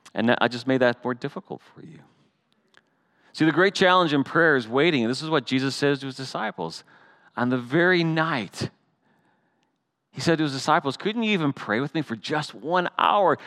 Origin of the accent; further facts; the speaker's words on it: Canada; I'm still Canadian.